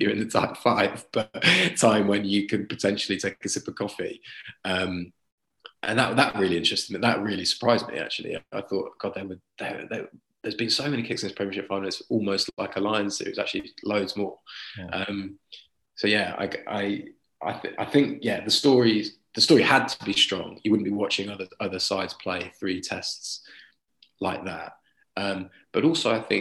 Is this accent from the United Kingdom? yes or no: yes; Leicester, East Midlands, United Kingdom; I'm from Leicester, born in Leicester